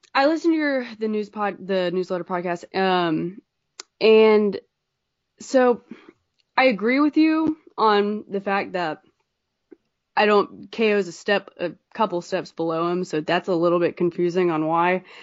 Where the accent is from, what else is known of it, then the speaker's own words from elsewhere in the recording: North Carolina, United States; I'm from North Carolina